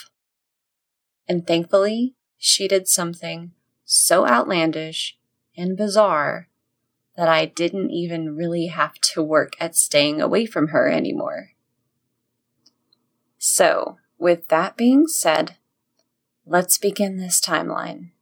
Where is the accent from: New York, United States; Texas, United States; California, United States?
Texas, United States; as a Texan